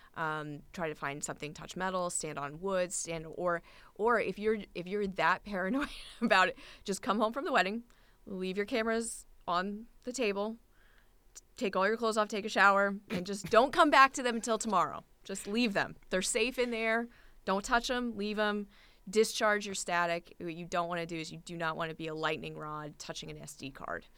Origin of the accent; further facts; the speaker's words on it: Newport, Rhode Island, United States; I've been a wedding and portrait photographer in my hometown of Newport, Rhode Island